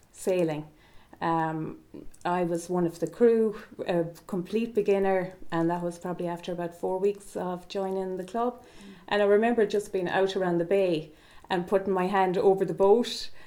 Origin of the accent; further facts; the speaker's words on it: Ballymacward, Connacht, Ireland; I'm from East Galway, a little place called Ballymacward.